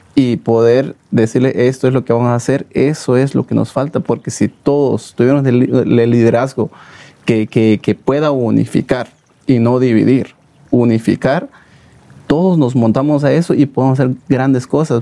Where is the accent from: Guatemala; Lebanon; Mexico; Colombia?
Guatemala; moved away; los guatemaltecos somos emprendedores los guatemaltecos somos luchadores